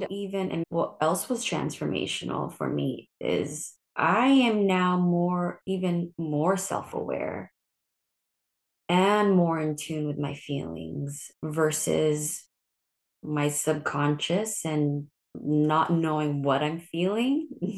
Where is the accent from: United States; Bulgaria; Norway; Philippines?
Philippines; And not only am I Filipino, but also I'm an only child.